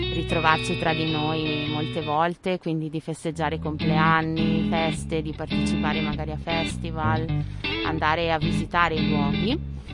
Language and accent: Italian; Sedico, Veneto, Italy; moved away as an adult; also born or lived in Netherlands; nata e cresciuta a Sedico, la grande città nel Bellunese